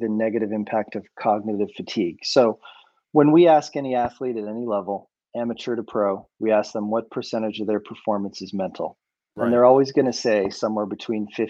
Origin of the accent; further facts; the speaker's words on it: Boulder, Colorado, United States; I grew up in Boulder, Colorado